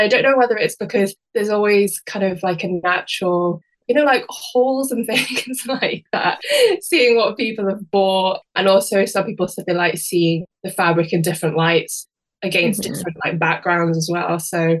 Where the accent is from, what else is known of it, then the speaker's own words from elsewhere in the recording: Isle of Man; also born or lived in West Midlands, United Kingdom; I was born in the West Midlands, but then when I was around 8 or 9, we moved to the Isle of Man. And I don't know if you've ever heard an accent before, but it's a really kind of unusual accent